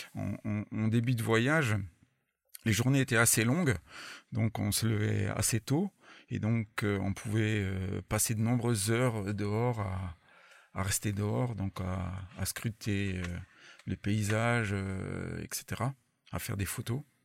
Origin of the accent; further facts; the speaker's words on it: France; je suis pas anglophone quoi, je suis français avant, avant tout